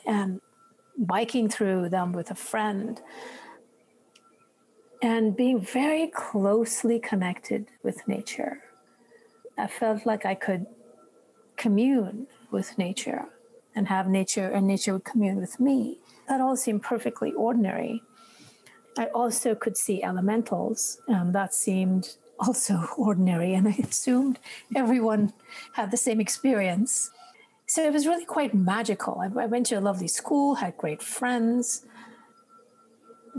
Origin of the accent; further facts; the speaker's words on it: India; Growing up in India, and especially, you know, year when I was a child, which was in the 60s, we lived outside a large town, and I grew up in nature